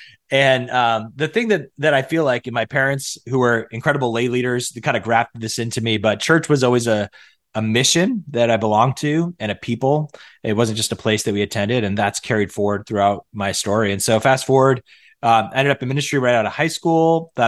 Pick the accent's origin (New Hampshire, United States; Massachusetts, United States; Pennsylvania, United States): Massachusetts, United States; I grew up in North Central Massachusetts. And I always tell people I grew up in a town that was so small.